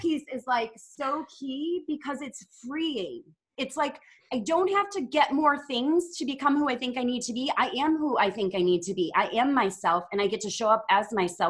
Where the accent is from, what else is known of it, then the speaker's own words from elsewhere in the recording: Midwest, United States; moved away as an adult; now in Texas, United States; I'm from the Midwest and I moved to the South. So now I'm in Texas.